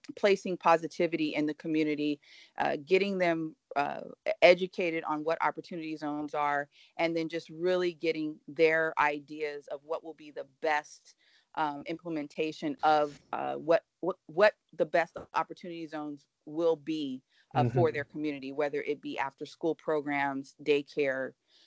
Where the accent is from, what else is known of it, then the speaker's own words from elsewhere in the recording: United States; I, as an American, as a voter